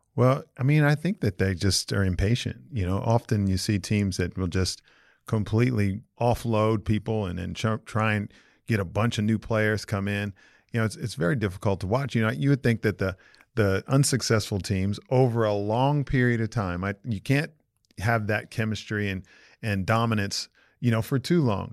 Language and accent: English; Los Angeles, California, United States; I grew up in Los Angeles.